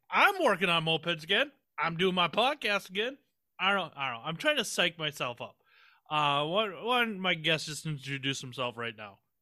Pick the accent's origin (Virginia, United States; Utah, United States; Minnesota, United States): Minnesota, United States; I'm from Minnesota